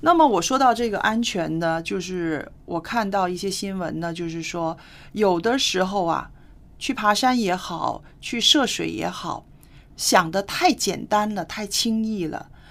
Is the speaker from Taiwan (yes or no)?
no; China